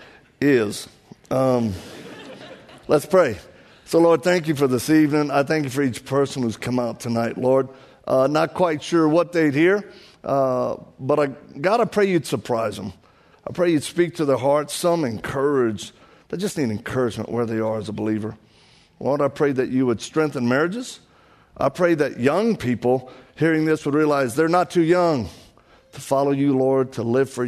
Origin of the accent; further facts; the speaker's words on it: Louisiana, United States; accent: Cajun; The way you hear me sound is not my fault. I was born like this. I'm from Louisiana, and I'm one of those Cajuns